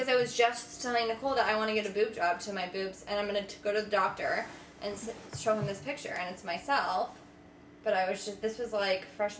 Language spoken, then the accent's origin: English; Boston, Massachusetts, United States; I'm from, I guess, Boston